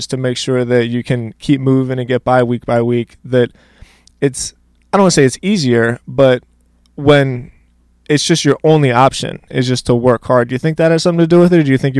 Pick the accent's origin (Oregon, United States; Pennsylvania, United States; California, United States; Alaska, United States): Pennsylvania, United States; Philadelphia